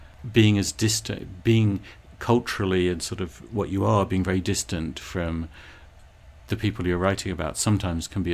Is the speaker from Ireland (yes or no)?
no; England, United Kingdom; now in United States; the extra little bit of me being English